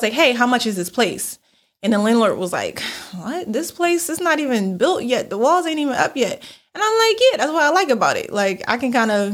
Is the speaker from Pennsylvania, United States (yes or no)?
yes; Philadelphia, Pennsylvania, United States; we're from Philadelphia